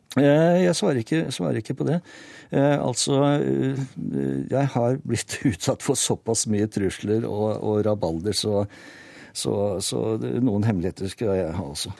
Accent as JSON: {"language": "Norwegian", "country": "Norway", "said": "Jeg kommer selv fra Hallen kommune"}